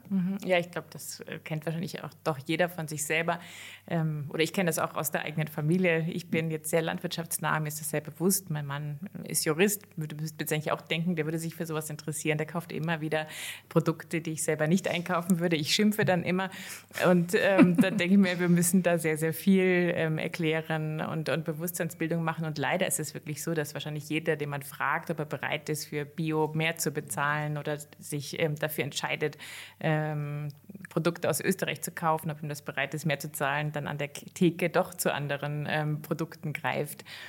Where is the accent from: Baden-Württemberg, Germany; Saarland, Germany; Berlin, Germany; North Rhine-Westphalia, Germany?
North Rhine-Westphalia, Germany; near Cologne; now in Austria; bin aber nicht in Bayern, sondern in Nordrhein-Westfalen, in der von Köln aufgewachsen